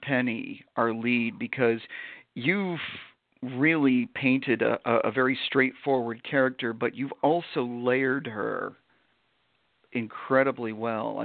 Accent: Vermont, United States; moved away; my growing up in Vermont.

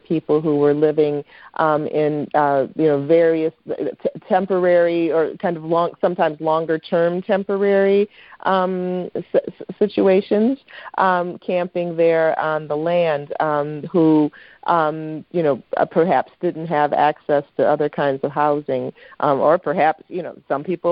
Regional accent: Saginaw, Michigan, United States; also born or lived in Kalamazoo, Michigan; I'm from Michigan. I am Michigan, Michigan, Michigan. I'm from Saginaw as well, and we have so much brownfield in Saginaw

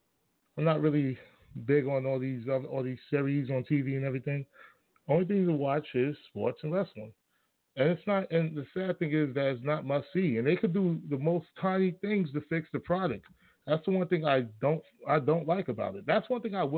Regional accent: New York, United States; I grew up in New York

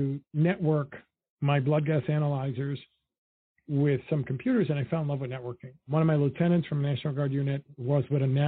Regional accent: New York City, New York, United States; also born or lived in Dominican Republic; So I grew up in Washington Heights in Harlem.

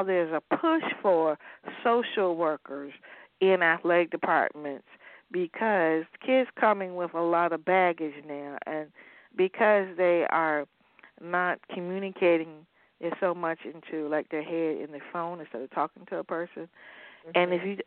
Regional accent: Sussex County, Virginia, United States; I am from the county right across from Surrey. I'm from Sussex.

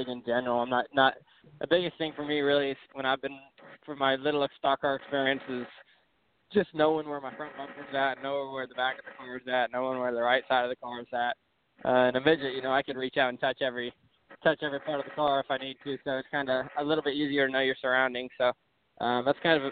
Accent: Sutter, California, United States; moved away; I'm from Sutter, California

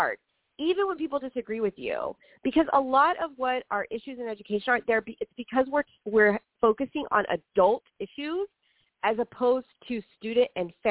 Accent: Rio Grande Valley, Texas, United States; now in Houston, United States; I grew up in the Rio Grande Valley, and I grew up in an area, rural Texas

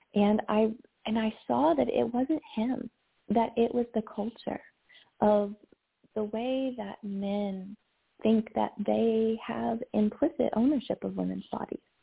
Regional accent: Kentucky, United States; I grew up in Kentucky in the South

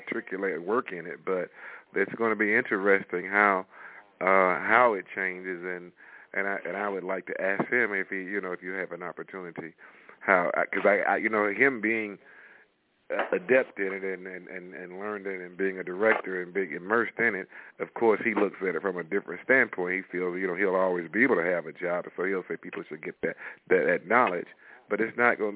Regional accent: Chicago, Illinois, United States; now in Montgomery, Alabama, United States; I'm originally from Chicago, 5525 South Lafayette. That's where I grew up, right there on the south side

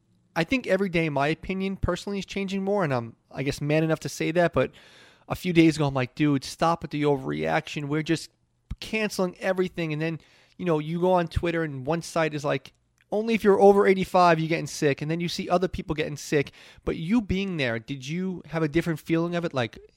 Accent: New York City, New York, United States; I'm born and raised in New York City.

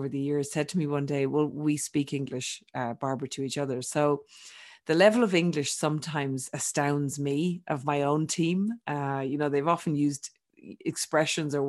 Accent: Ireland; accent: Irish; also born or lived in Australia; now in Europe; I'm Irish, for those that haven't picked up my accent, but I'm sort of a truly global citizen because although I was born in Ireland, I lived for 20 years, almost 20 years in Australia

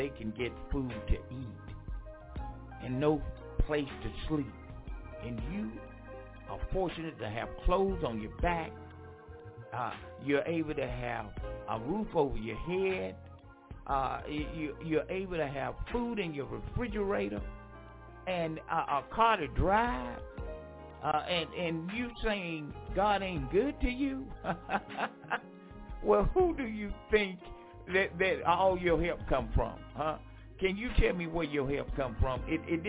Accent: Franklinton, North Carolina, United States; moved away; my hometown, Franklinton, North Carolina

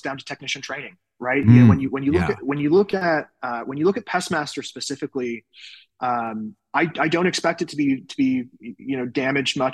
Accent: England, United Kingdom; also born or lived in Salt Lake City area, Utah, United States; now in United States; I was originally born and raised in the United Kingdom. So I was born and raised in England

